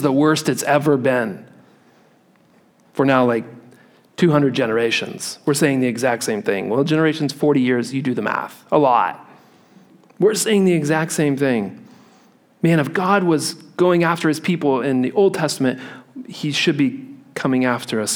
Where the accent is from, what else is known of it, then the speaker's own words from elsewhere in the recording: Midwest, United States; I grew up in the Midwest where we had real thunderstorms